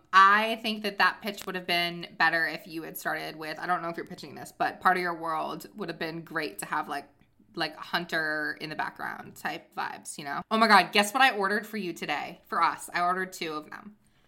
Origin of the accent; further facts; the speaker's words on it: United Kingdom; I'm, you know, even though you can't tell, I'm British.